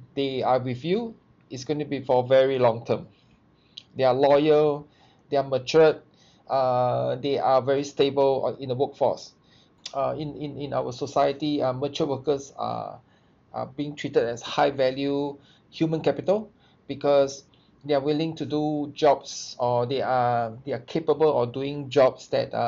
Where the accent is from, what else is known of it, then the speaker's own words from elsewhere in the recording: Singapore; I'm from Singapore.